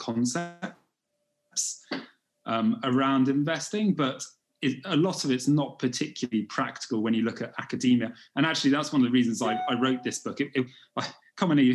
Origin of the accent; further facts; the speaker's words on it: United Kingdom; also born or lived in China; I'm from Great Britain. I live in London